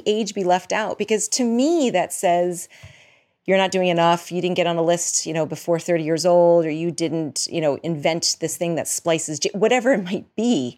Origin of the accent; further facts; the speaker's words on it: outside of Boston, Massachusetts, United States; moved away as an adult; also born or lived in New York / Los Angeles / Boulder / Midwest; I grew up outside of Boston, and I have lived in New York, Boston, L A, went to grad school in Boulder